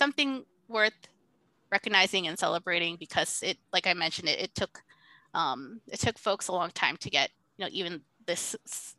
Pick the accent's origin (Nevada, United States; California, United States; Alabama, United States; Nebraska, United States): Nevada, United States; Las Vegas; I'm originally, I grew up in Las Vegas. Like, I would consider that my hometown, or the closest thing that, you know, I would have for a hometown